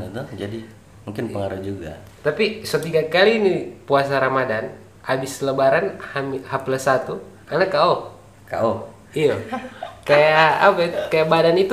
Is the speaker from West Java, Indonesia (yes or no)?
no; Marisa, Gorontalo, Indonesia; karena kami orang Marisa